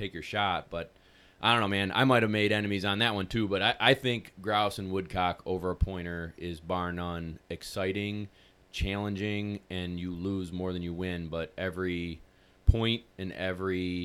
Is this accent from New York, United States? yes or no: yes; New York, United States; We're from New York